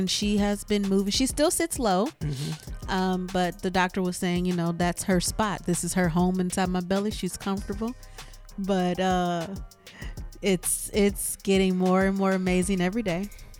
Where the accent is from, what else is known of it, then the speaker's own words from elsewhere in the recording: Michigan, United States; moved away as an adult; now in Texas, United States; We're from Michigan.